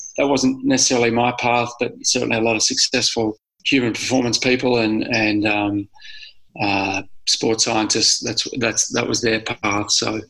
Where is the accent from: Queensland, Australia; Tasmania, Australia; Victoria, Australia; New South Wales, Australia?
New South Wales, Australia; Sydney; growing up in Sydney.